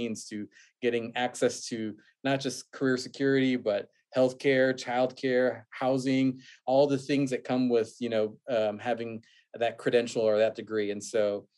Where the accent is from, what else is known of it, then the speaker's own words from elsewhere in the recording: Houston, Texas, United States; now in Austin, United States; Born and raised in Houston, the son of immigrants who immigrated from Mexico when they were younger at different times.